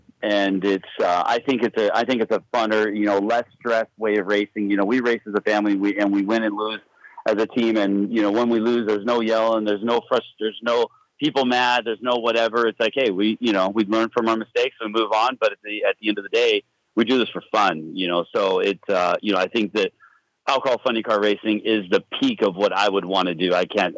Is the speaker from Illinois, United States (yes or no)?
no; San Luis Obispo, California, United States; also born or lived in Paso Robles; I was born in San Luis Obispo, which is just 30 miles from here, and I've lived in this county all my life.